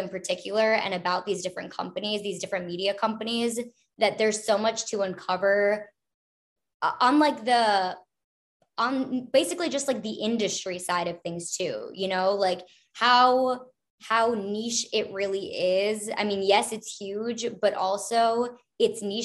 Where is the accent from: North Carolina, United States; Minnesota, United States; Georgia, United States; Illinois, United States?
Minnesota, United States; also born or lived in Los Angeles; now in Chicago, United States; I grew up in the Midwest, so I'm originally from Minnesota